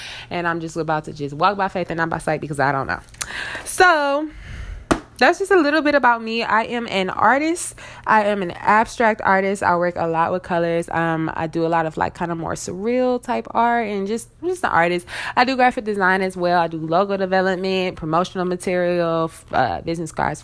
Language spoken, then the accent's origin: English; Detroit, Michigan, United States; also born or lived in Southfield, Michigan / Tennessee; I am from Detroit, Michigan. I live right outside of Detroit